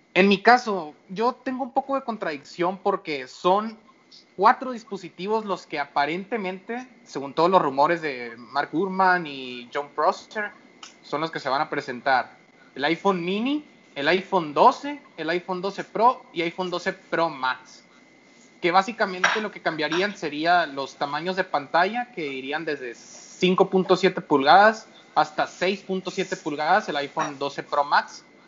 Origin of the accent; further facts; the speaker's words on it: Hermosillo, Sonora, Mexico; soy de Hermosillo